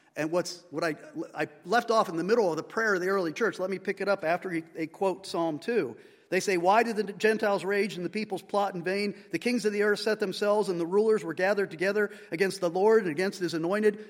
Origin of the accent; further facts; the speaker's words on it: United States; we as an American society